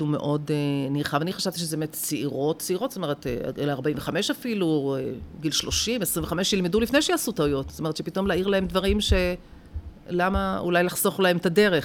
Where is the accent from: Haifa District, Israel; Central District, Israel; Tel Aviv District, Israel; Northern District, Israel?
Central District, Israel; Rehovot; born or raised there